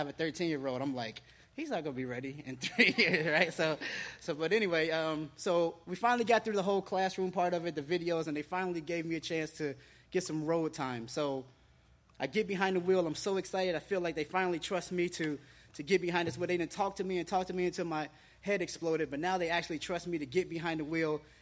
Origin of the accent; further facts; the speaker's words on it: Cincinnati, Ohio, United States; now in Florida, United States; I didn't grow up here in Florida. I grew up in Ohio, Cincinnati, Ohio